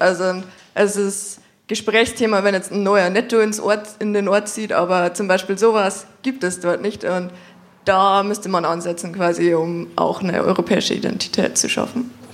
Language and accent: German; Lower Bavaria, Germany; now in Munich, Germany; Als gebürtige Niederbayerin aus der Hochburg der CSU